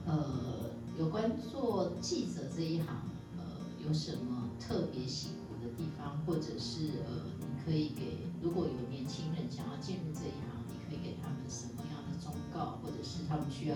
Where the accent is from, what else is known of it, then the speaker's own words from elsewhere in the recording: Taiwan; 就我们台湾话叫做文化流氓啊。